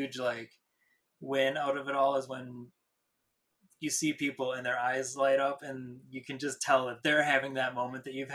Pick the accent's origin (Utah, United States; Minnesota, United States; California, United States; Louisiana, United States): Minnesota, United States; Minneapolis; I grew up in Minneapolis